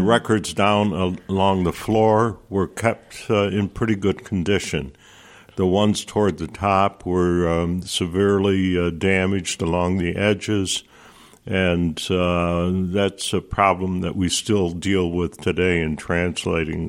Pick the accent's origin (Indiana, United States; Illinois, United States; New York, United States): New York, United States; Nelliston; also born or lived in Fort Plain, New York; I grew up in a in a little village. I grew. Uh, I was born in Fort Plain, New York, in my grandmother's house, oh, wow. in the back room of her house. And after World War II, uh, my father bought a house across the river uh, in Nelliston, New York